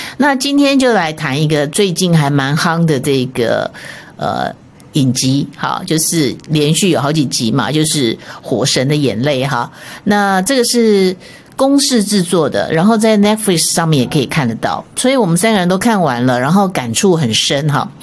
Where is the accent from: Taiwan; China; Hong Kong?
Taiwan; 我觉得我们台湾人其实都过得还蛮幸福的